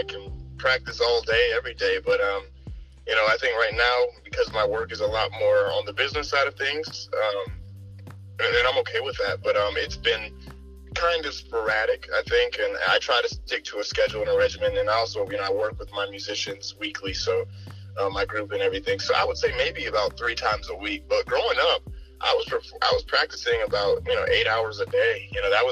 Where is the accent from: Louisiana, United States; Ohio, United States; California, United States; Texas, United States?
Ohio, United States; Akron; Born and raised in Akron, Ohio